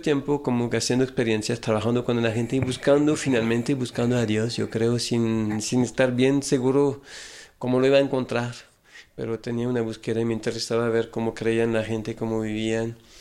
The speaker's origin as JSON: {"language": "Spanish", "area": "small town near Lyon", "region": "Auvergne-Rhône-Alpes", "country": "France", "tie": "born or raised there", "also_born_or_lived": "San Francisco, United States", "second_language": "Spanish", "moved": "as an adult", "lives_now": "Mexico", "said": "nací en un, lugarcito cerca de Lyon, en Francia, que se llama Brigné"}